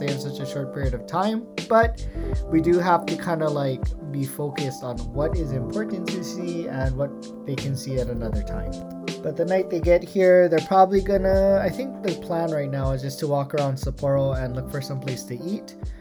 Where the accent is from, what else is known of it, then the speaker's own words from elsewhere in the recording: United States; moved away as an adult; now in Japan; I identify now as an American. Uh, prior to this, I identified as Japanese, but living here made me realize that I am not as informed with how traditional Japanese things are operated, and so I am definitely American